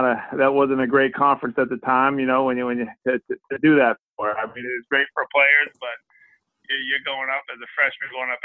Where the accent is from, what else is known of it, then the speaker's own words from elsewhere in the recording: Boston, Massachusetts, United States; also born or lived in Duxbury, Massachusetts; my family growing up in the heart of the Celtics, you know, growing up in Boston and having my, I got a pretty big family